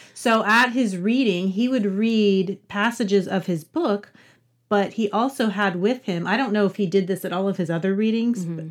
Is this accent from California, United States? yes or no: no; West Virginia, United States; now in Louisville, United States; I'm from Appalachia originally. I'm from West Virginia and so I sort of love Appalachian literature just because that's where my roots are.